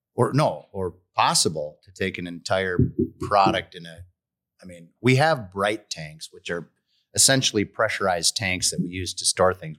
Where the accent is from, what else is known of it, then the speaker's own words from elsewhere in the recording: Stillwater, Minnesota, United States; And we said, Stillwater